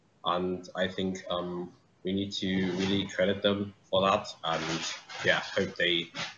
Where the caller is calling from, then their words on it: Dortmund, North Rhine-Westphalia, Germany; I'm calling from Dortmund in Germany.